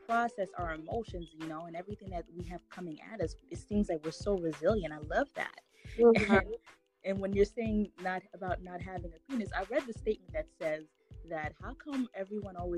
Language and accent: English; Haiti; growing up in Haiti